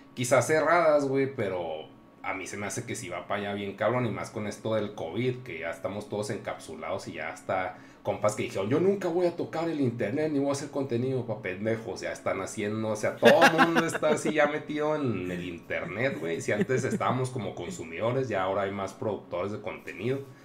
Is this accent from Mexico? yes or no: yes; Mexico; somos de México